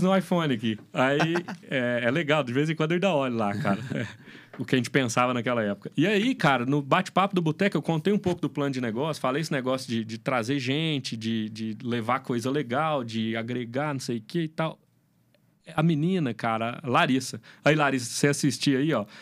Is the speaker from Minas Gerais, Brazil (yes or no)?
yes; Minas Gerais, Brazil; eu sou mineirinho come quieto